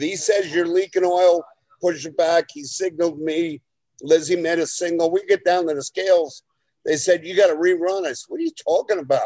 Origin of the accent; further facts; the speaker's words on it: New Jersey, United States; I'm from Jersey